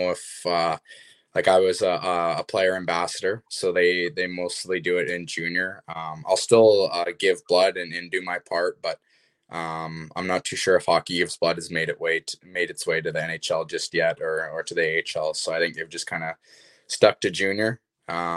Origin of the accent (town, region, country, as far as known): Kamloops, British Columbia, Canada; born or raised there